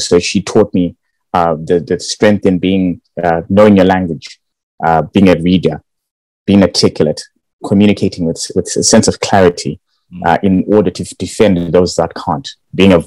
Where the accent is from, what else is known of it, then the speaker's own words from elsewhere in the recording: Bulawayo, Zimbabwe; moved away as an adult; now in United Kingdom; I was born and raised in Bulawayo. Went to school there, primary Hillside.